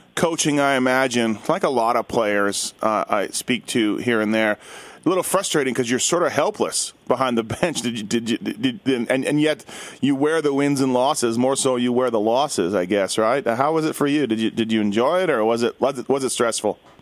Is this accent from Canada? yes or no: yes; Winnipeg, Manitoba, Canada; now in Las Vegas, United States; I'm from Winnipeg